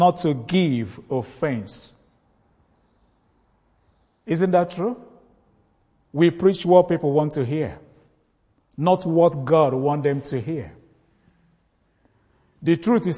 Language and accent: English; Nigeria; northern part of Nigeria, my home country.